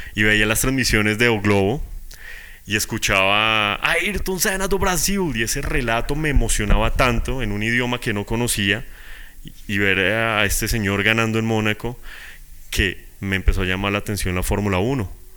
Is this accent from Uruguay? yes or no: no; Bogotá, Colombia